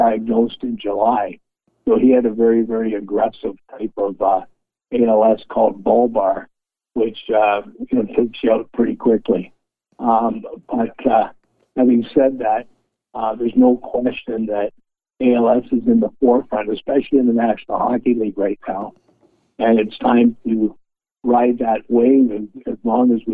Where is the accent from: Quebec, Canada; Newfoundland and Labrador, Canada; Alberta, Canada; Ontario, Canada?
Ontario, Canada; Toronto; also born or lived in Regina, Saskatchewan; originally I was born in Regina, but I grew up in Toronto